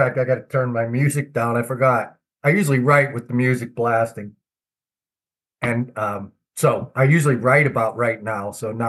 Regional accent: Buffalo, New York, United States; moved away; when I grew up in Buffalo

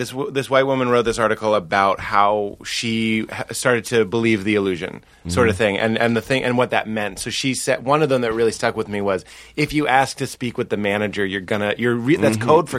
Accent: Cambridge, Massachusetts, United States; I grew up in Cambridge, I went to school in Cambridge

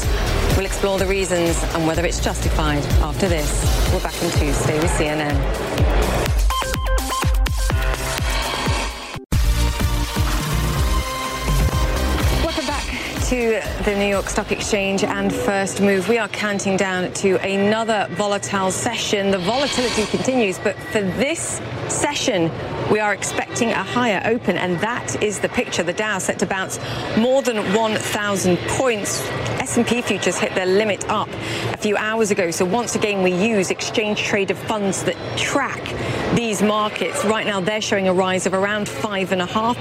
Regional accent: United Kingdom; I'm a Brit

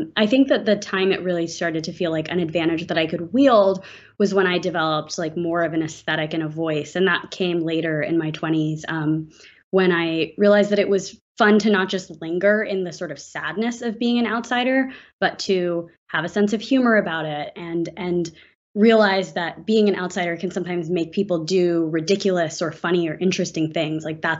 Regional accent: Atlanta, Georgia, United States; I grew up here in Atlanta, where I'm talking to you from, in kind of a very split life.

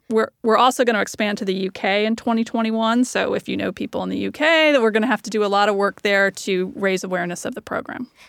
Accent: the South, United States; I'm from the South

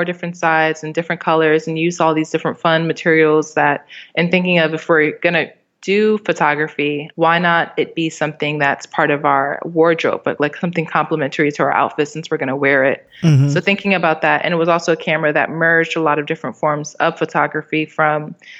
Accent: Maryland, United States; also born or lived in Miami / New York City / Albany; So I was born in Miami, and then we went to New York City, and then Albany, and then finally arrived. I grew up in Maryland, D.C. area, which is pretty suburban, but it's also pretty metropolitan.

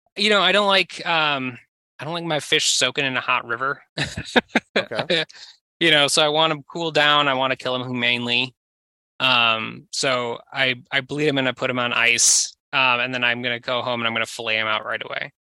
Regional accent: southern Minnesota, United States; I was from southern Minnesota

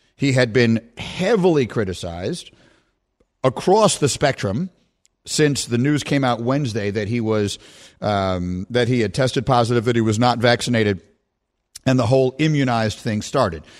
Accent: New York City, New York, United States; two kids from the city

